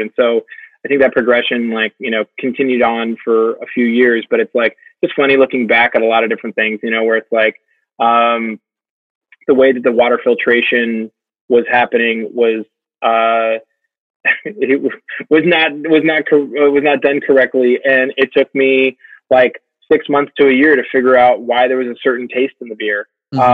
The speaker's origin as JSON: {"language": "English", "country": "United States", "said": "as an American"}